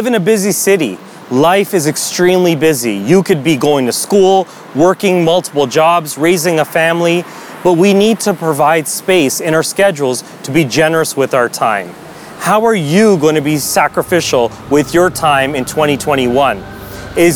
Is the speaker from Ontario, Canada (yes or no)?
yes; Toronto, Ontario, Canada; I was born and raised in Toronto